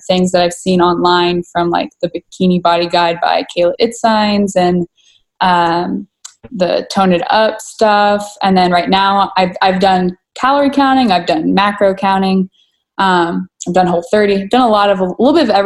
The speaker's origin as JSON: {"language": "English", "town": "Dallas", "region": "Texas", "country": "United States", "tie": "born or raised there", "also_born_or_lived": "McKinney, Texas", "said": "I was born and raised in the Dallas area, so I never really left it"}